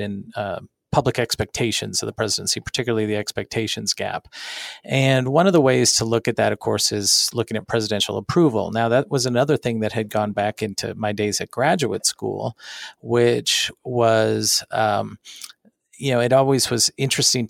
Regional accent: Springfield, Missouri, United States; moved away as an adult; also born or lived in Colorado; I am a professor at Drury University, which is a small liberal arts school in my hometown

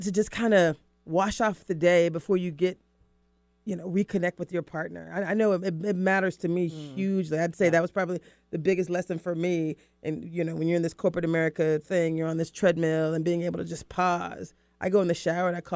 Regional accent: the South, United States; I'm from the South.

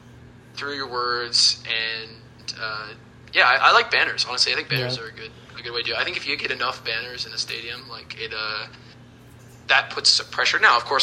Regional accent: Houston, Texas, United States; I grew up while going to games. I grew up in Houston, H-Town, hold it down.

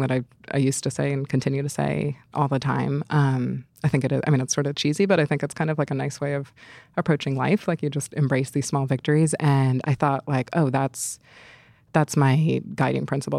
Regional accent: New York City, New York, United States; moved away; being a New Yorker is such a big part of my personality.

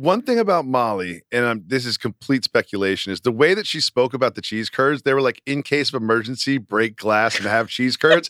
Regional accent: Massachusetts, United States; I'm from Massachusetts

